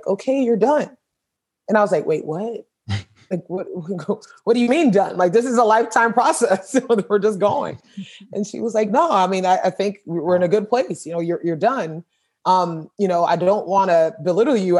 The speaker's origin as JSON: {"language": "English", "town": "Richmond Heights", "region": "Florida", "country": "United States", "tie": "born or raised there", "said": "growing up in Richmond Heights and going through Hurricane Andrew"}